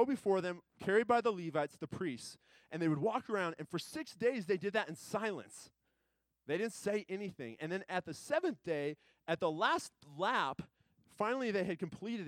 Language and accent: English; United States; being an American here